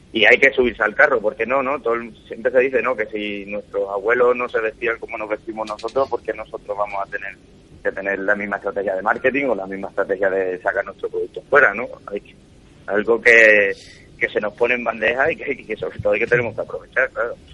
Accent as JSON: {"language": "Spanish", "town": "Cádiz", "region": "Andalusia", "country": "Spain", "moved": "yes", "lives_now": "Madrid, Spain", "said": "yo soy de Cádiz"}